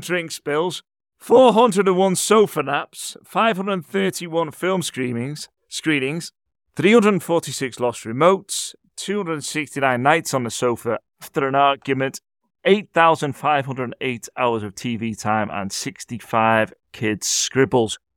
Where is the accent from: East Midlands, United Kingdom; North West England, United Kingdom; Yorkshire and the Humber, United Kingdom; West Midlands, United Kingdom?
North West England, United Kingdom; Liverpool; I'm from Liverpool myself